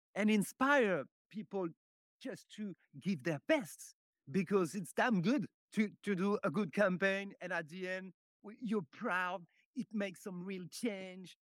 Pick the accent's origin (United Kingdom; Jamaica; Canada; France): France; Paris, Île-de-France; born and raised, uh, in Paris.